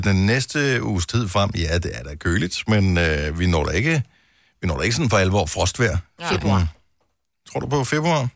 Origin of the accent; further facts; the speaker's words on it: Denmark; jeg er født i Danmark, og al min familie, så vidt jeg ved, er, bor i Danmark